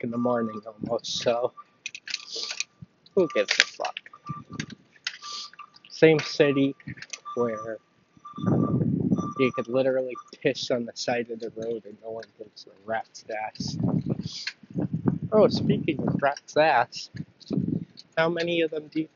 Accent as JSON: {"language": "English", "area": "Long Island", "region": "New York", "country": "United States", "said": "I am from Long Island. I am not from the city"}